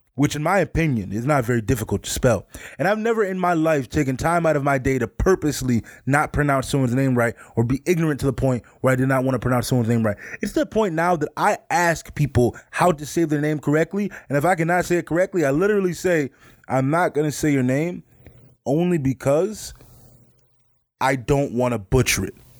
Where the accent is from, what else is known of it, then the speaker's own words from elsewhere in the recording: Midwest, United States; I grew up in the Midwest